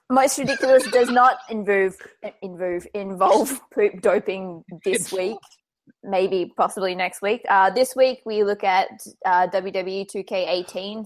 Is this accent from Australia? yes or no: yes; Australia; I'm damn Australian